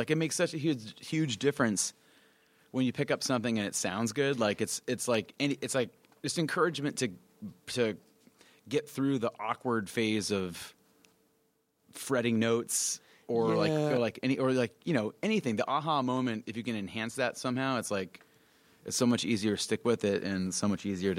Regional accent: Mesa, Arizona, United States; Yeah, we grew up in Mesa, which is an eastern suburb of Phoenix.

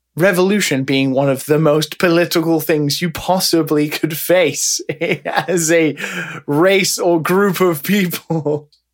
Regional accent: United Kingdom; now in Japan; I'm a British man

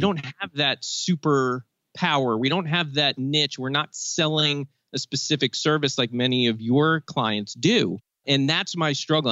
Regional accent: Maryland, United States; I'm from Maryland

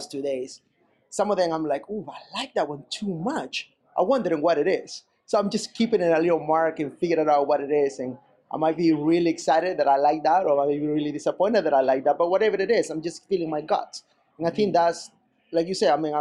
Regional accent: Peru; moved away; when I grew up in Peru

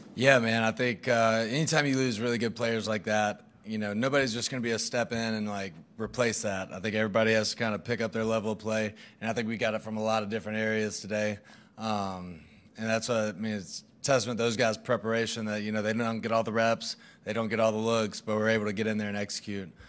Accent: Mississippi, United States; moved away; We're both from Mississippi, like, thirty minutes apart

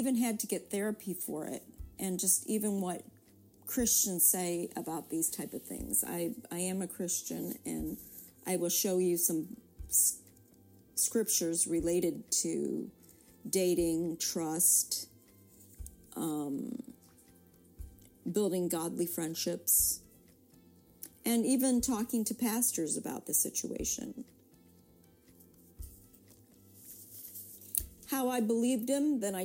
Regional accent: United States; I'm Korean American. I was born here.

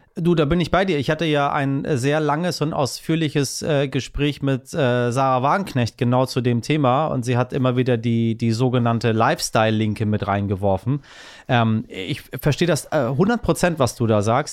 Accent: Iran; als Iraner

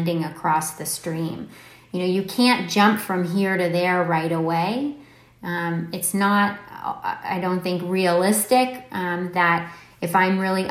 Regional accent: Palo Alto, California, United States; moved away; I don't live in Silicon Valley now, but I grew up in Palo Alto

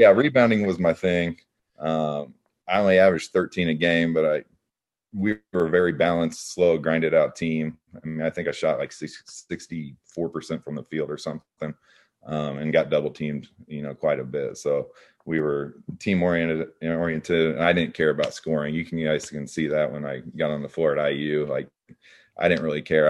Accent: Evansville, Indiana, United States; I grew up in Evansville

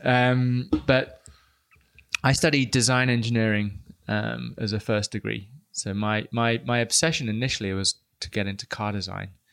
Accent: United Kingdom; I am British

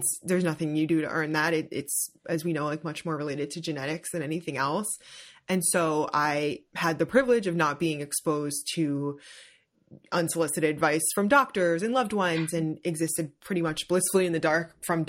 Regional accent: New Jersey, United States; Like I grew up in Jersey.

